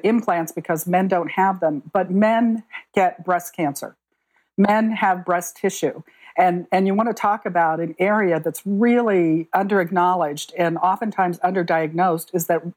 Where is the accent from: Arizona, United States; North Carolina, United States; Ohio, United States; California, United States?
Arizona, United States; I grew up in Arizona